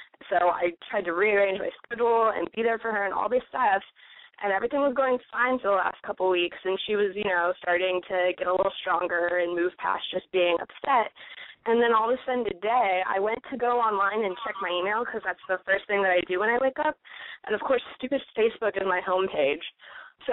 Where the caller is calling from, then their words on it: California, United States; No, I'm an hour south of San Francisco.